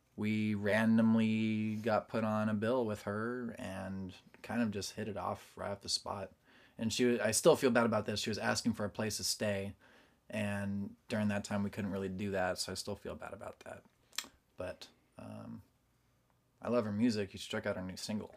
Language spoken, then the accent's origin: English; Portland, Oregon, United States; now in Nashville, United States; I was born in Portland, Oregon